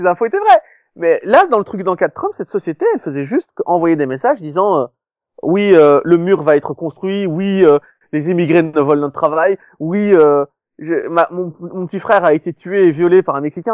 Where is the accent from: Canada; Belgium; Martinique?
Belgium; j'ai grandi en Belgique